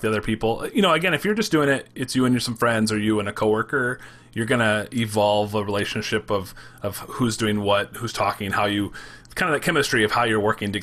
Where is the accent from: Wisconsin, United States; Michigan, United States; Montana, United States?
Michigan, United States; accent: Michigan; I talk really fast. It's a very Michigan thing, right, to talk really fast and put words together